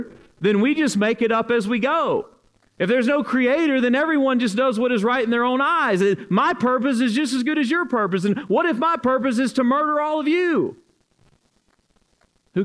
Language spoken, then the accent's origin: English; Alabama, United States; now in Louisville, United States; I am at heart from Alabama.